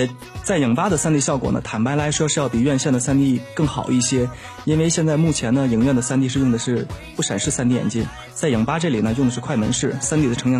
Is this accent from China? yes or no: yes; Tianjin, China; 因为我是天津人嘛，